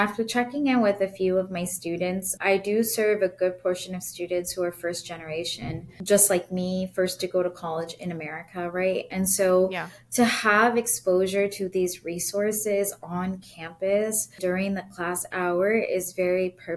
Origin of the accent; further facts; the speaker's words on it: San Jose, California, United States; moved away as an adult; now in Chicago, United States; I grew up in San Jose, California, born and bred. I'm always going to be a Bay Area girl